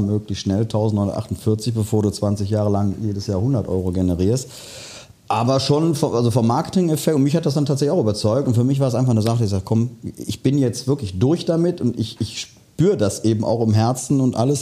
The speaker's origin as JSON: {"language": "German", "town": "Remscheid", "region": "North Rhine-Westphalia", "country": "Germany", "tie": "born or raised there", "said": "dann komme ich ja gebürtig aus dem Bergischen, durfte leider nicht in der schönsten Stadt der Welt das Licht erblicken, also aus Remscheid"}